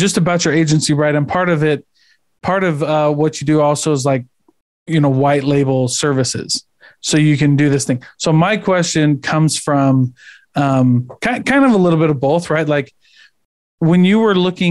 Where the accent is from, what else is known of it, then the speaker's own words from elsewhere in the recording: Midwest, United States; I'm from the Midwest